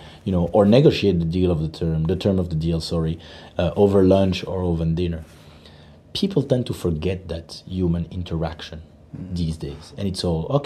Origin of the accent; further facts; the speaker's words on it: Belgium; moved away; I'm born and raised in Belgium